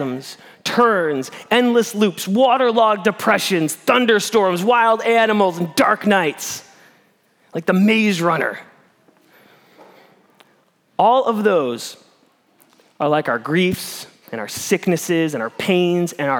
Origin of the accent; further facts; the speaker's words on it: Midwest, United States; moved away; I'm from the Midwest